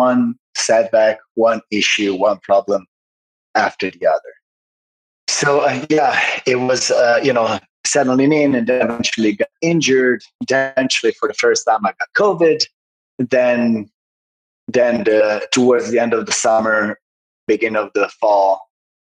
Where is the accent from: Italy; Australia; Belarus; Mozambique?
Italy; Sanremo, Liguria; moved away as an adult; also born or lived in Los Angeles, United States; I was born in Sanremo, which is right by the French border on the northwest coast of Italy.